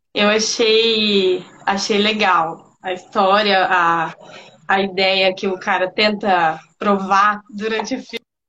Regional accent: Londrina, Paraná, Brazil; sou aqui de Londrina

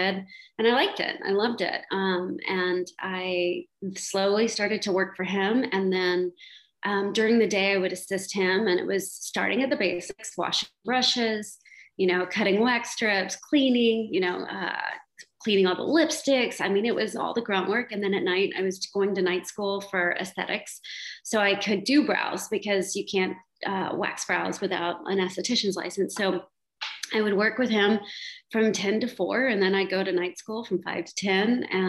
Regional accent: Houston, Texas, United States; now in Austin, United States; I'm from Houston.

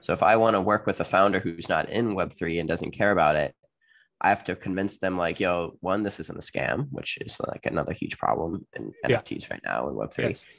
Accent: upstate New York, United States; USA, upstate New York. Actually, not too far from Canada

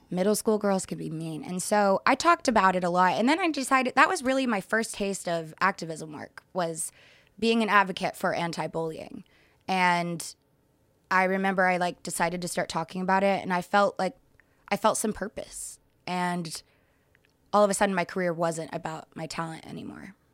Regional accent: Dallas, Texas, United States; moved away; I grew up in Texas, Dallas, Texas

